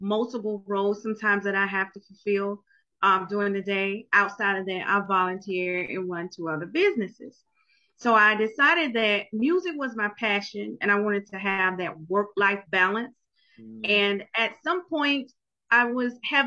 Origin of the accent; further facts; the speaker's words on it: Jacksonville, Florida, United States; I'm from Jacksonville, Florida